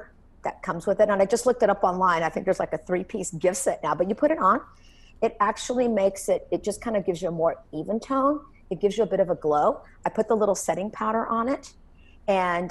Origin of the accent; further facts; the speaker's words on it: Texas, United States; growing up in Texas